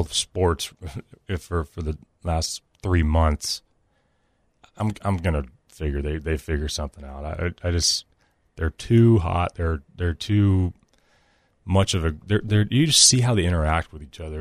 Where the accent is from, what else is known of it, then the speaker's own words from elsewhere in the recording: Nashville, Tennessee, United States; I'm from Nashville.